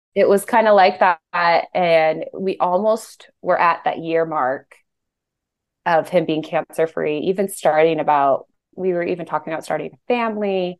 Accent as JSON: {"language": "English", "region": "Colorado", "country": "United States", "also_born_or_lived": "Utah", "moved": "as an adult", "said": "we moved back home because we're both from Colorado"}